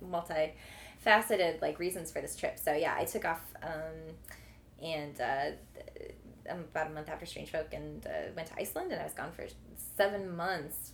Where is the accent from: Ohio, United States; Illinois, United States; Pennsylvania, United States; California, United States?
Illinois, United States; Metro East; I am definitely from that side of the river